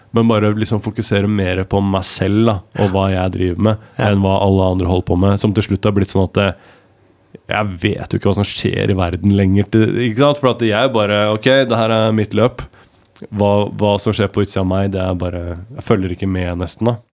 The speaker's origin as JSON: {"language": "Norwegian", "town": "Larvik", "region": "Vestfold", "country": "Norway", "said": "jeg er fra Larvik"}